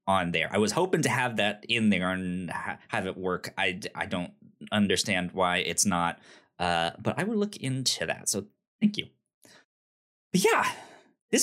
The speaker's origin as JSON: {"language": "English", "region": "Northern Virginia", "country": "United States", "tie": "born or raised there", "also_born_or_lived": "Richmond, Virginia", "said": "I grew up in Northern Virginia."}